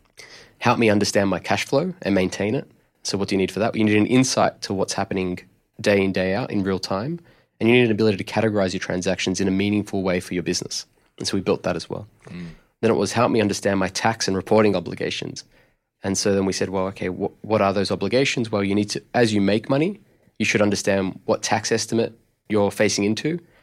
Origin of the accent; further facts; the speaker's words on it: Melbourne, Victoria, Australia; But I'm actually originally from Melbourne. And right. I grew up in an Italian migrant family.